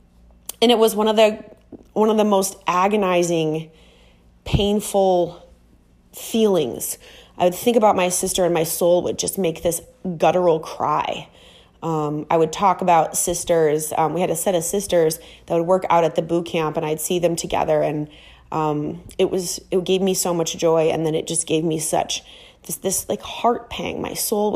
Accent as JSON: {"language": "English", "region": "Minnesota", "country": "United States", "moved": "as an adult", "lives_now": "Miami, United States", "said": "I'm from Minnesota and I moved to Miami"}